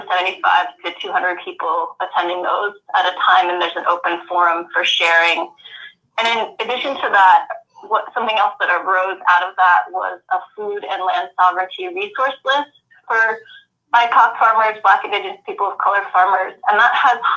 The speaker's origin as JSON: {"language": "English", "town": "Kansas City", "country": "United States", "moved": "yes", "said": "No, I'm originally from Kansas City"}